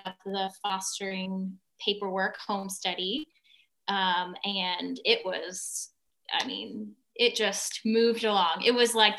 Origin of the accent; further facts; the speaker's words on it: Northern Virginia, United States; I grew up in Northern Virginia in a more of a liturgical religious church